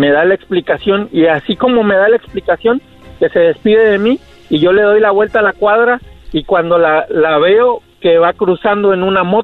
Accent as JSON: {"language": "Spanish", "region": "Guerrero", "country": "Mexico", "said": "Del estado de Guerrero."}